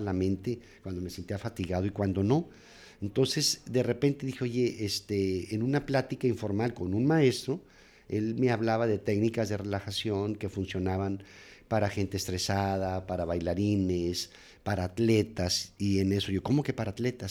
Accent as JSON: {"language": "Spanish", "town": "Nogales", "region": "Sonora", "country": "Mexico", "tie": "born or raised there", "also_born_or_lived": "Torreón, Coahuila, Mexico", "moved": "as an adult", "lives_now": "Monterrey, Mexico", "said": "Yo, soy nacido en Torreón, pero crecido en, la frontera de Nogales, Sonora"}